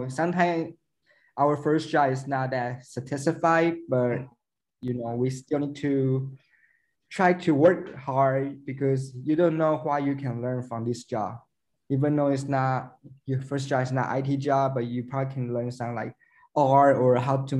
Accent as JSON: {"language": "English", "country": "Taiwan", "said": "I'm from Taiwan"}